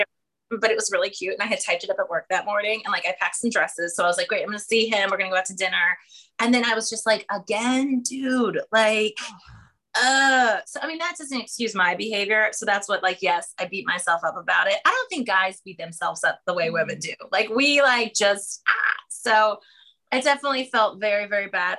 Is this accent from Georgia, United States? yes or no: no; small town near Harrisburg, Pennsylvania, United States; moved away as an adult; now in New York City, United States; I'm from a small town in the south central part of the state, so um, near Harrisburg